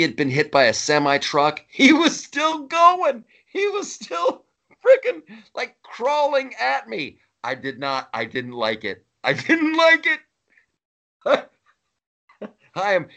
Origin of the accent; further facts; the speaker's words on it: Ohio, United States; also born or lived in Los Angeles; now in New York, United States; I grew up in Ohio